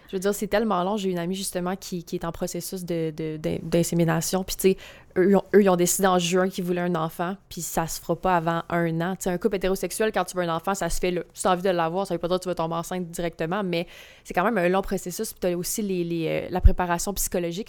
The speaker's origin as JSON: {"language": "French", "area": "Gaspésie", "region": "Quebec", "country": "Canada", "said": "je viens de la Gaspésie"}